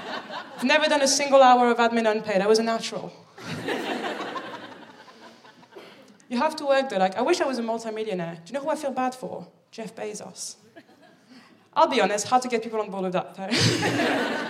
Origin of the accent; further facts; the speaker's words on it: Paris, Île-de-France, France; moved away as an adult; also born or lived in Birmingham; now in London, United Kingdom; I'm from Paris